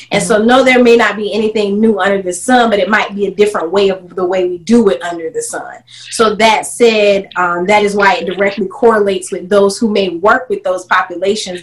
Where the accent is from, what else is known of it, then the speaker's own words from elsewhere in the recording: South Carolina, United States; moved away; in 2016, I decided to move uh, my roots back to South Carolina to my hometown